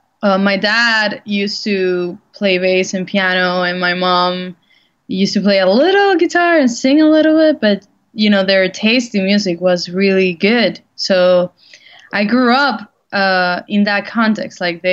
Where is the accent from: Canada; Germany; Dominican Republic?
Dominican Republic; English is a second language; Well, living in the Dominican Republic as a musician is both very inspiring and very tough.